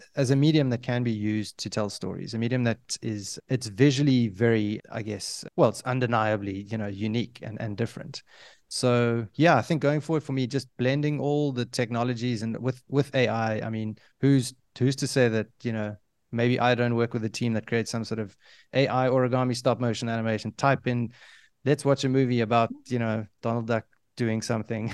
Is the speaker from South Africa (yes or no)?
yes; South Africa; I come from Africa, I consider myself an African